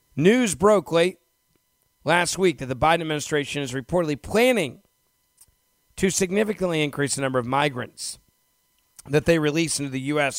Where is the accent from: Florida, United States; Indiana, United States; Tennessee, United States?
Tennessee, United States; Memphis; my hometown of, of Memphis